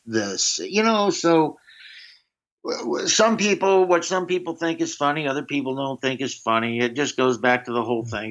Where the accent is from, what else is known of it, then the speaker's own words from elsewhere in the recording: the South, United States; growing up in the south